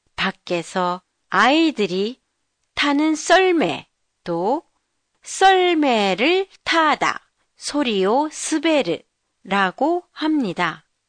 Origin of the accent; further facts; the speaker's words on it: Jeju Island, South Korea; now in Tokyo, Japan; 제 고향 제주도는 눈이 그다지 많이 오지 않는 곳인데도